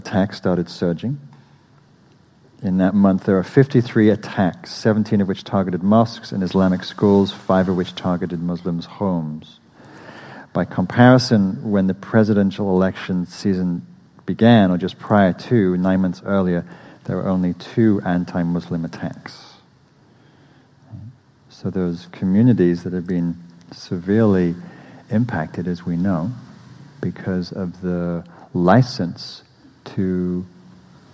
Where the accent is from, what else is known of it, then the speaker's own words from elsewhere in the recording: England, United Kingdom; moved away as an adult; now in United States; I'm English